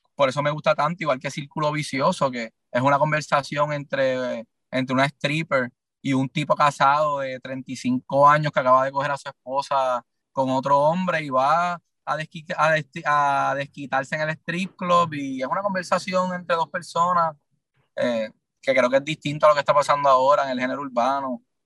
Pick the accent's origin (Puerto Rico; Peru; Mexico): Puerto Rico; Ponce; yo soy de Ponce, que, es del sur de Puerto Rico